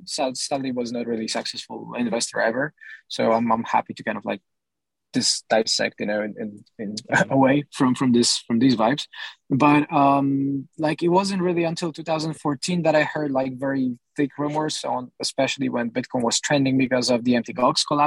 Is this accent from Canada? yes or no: no; Poland; I come from Poland